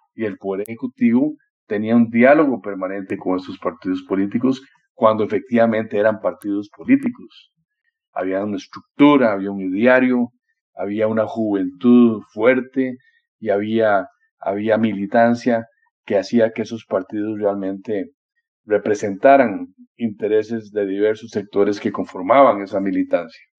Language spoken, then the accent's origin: Spanish; Costa Rica; como costarricense